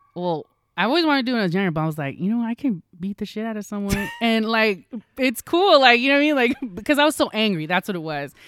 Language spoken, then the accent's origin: English; Roseville, California, United States; I was from Roseville